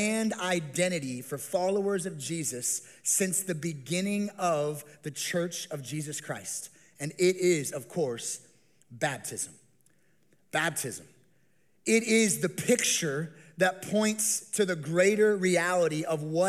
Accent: Las Vegas, Nevada, United States; I grew up here in the Las Vegas Valley

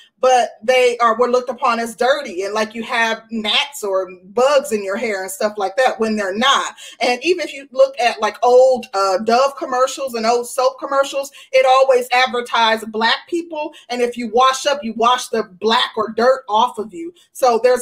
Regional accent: Midwest, United States; I'm from the Midwest

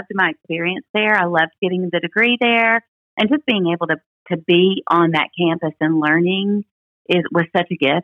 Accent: Memphis, Tennessee, United States; I was born in Memphis, Tennessee, in the Baptist Hospital in Memphis, Tennessee, and I grew up in a Christian home

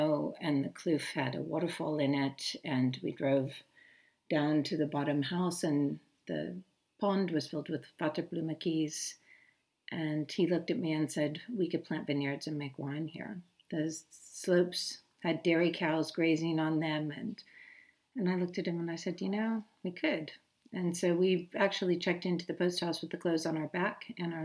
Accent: Thousand Oaks, California, United States; moved away as an adult; also born or lived in Inglewood, California; now in South Africa; I was born in 1971 in Inglewood, California. I was raised basically just north of Los Angeles in a community called Thousand Oaks

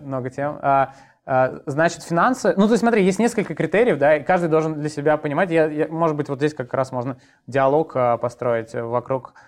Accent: Moscow, Russia; Я родился в Москве, учился в школе в Москве, потом поступил в институт э, тоже в Москве

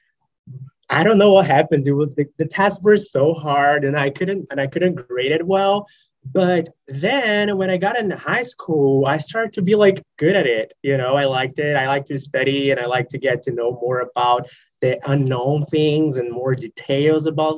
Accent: Brazil; moved away as an adult; also born or lived in Espírito Santo, Brazil; now in North Carolina, United States; I'm from Brazil

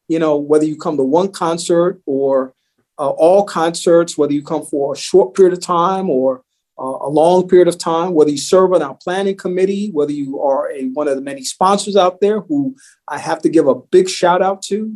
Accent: New York City, New York, United States; I grew up in New York City

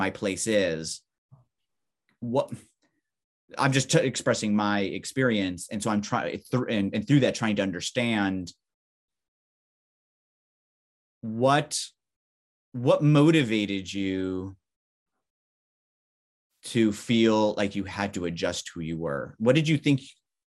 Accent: Southern California, United States; Californian, Southern Californian

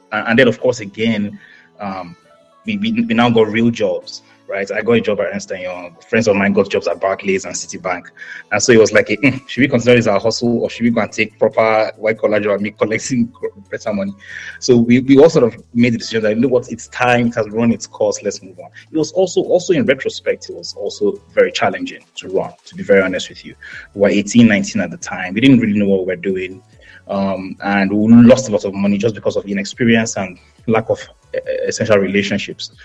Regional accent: Jos, Plateau, Nigeria; moved away as an adult; also born or lived in Hertfordshire, United Kingdom; I was born and raised in Jos in Plateau State.

